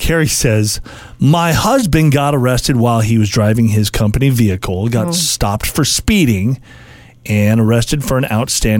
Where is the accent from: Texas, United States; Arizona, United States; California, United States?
California, United States; San Diego; I grew up in San Diego, California.